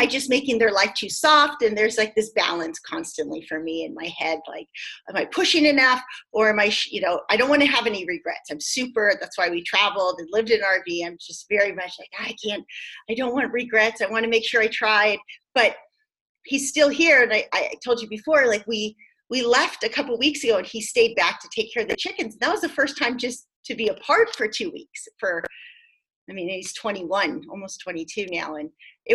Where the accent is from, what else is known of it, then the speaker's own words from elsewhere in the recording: San Diego, California, United States; now in Montana, United States; I'm from San Diego, and, like, we don't know what weather is in San Diego